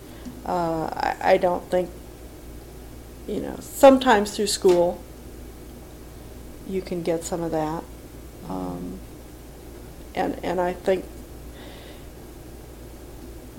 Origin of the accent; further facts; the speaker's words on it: St. Louis, Missouri, United States; I grew up on Pinot, and okay. And they moved to on Donovan, which is in St. Louis Hills.